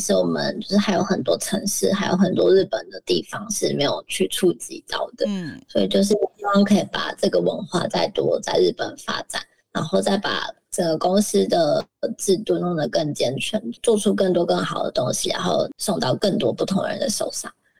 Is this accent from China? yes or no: no; Taiwan; moved away as an adult; now in Japan; 我们生在台湾